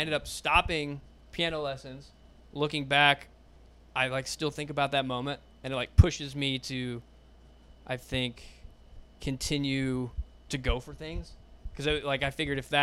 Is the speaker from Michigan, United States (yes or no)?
yes; Howell, Michigan, United States; moved away; So I grew up in Michigan.